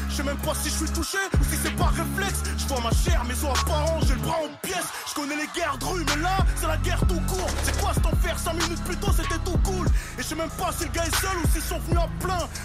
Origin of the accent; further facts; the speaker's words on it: Le Blanc-Mesnil, Île-de-France, France; Français, d'origine des Z, je viens de la cité des Tilleuls à Blancoc, 9-3